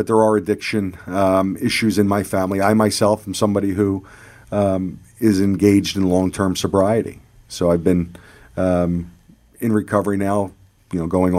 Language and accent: English; Warminster, Pennsylvania, United States; also born or lived in Doylestown; So we grew up in the Warminster area and then later moved up to Doylestown, Pennsylvania.